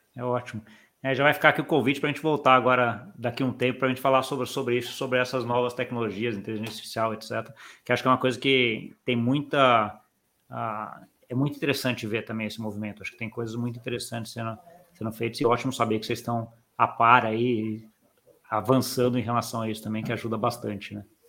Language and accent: Portuguese; Brazil; como brasileiro